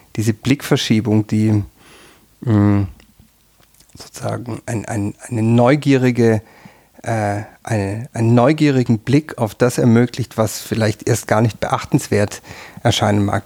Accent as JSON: {"language": "German", "area": "near Tübingen", "region": "Baden-Württemberg", "country": "Germany", "tie": "born or raised there", "also_born_or_lived": "Freiburg", "moved": "as an adult", "lives_now": "Tyrol, Austria", "said": "Ich bin in der Nähe von Tübingen aufgewachsen."}